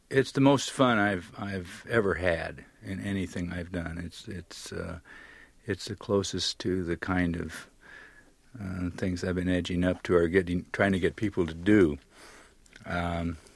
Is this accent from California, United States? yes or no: no; Pearl Harbor, Hawaii, United States; born there; Well, let's not forget Pearl Harbor, Hawaii. You know, I was born in Pearl Harbor.